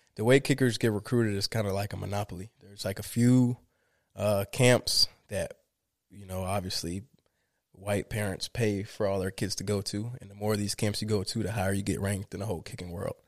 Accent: Miramar, Florida, United States; born or raised there; also born or lived in Limón, Costa Rica

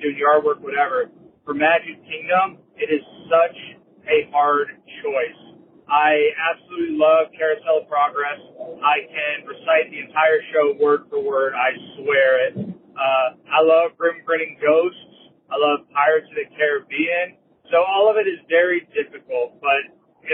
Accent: Florida, United States; I'm born and raised in Florida

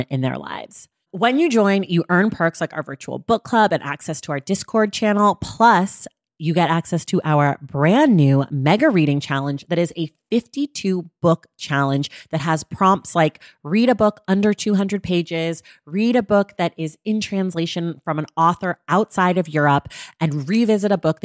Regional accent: Oakland, California, United States; my hometown of Oakland, California

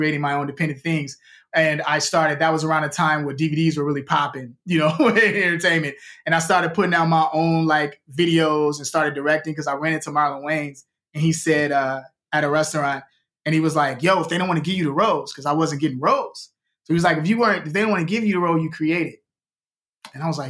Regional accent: Chicago, Illinois, United States; now in Los Angeles, United States; when I was a kid growing up in Chicago

